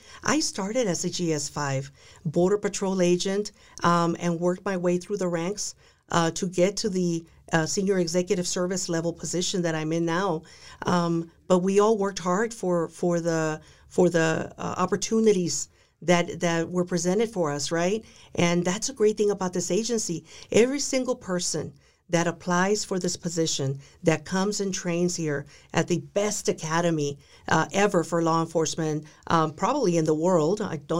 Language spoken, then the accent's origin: English; Texas, United States; also born or lived in Dallas; I'm a girl from South Texas. I was born in Dallas. I was raised by a very traditional Hispanic Mexican American family.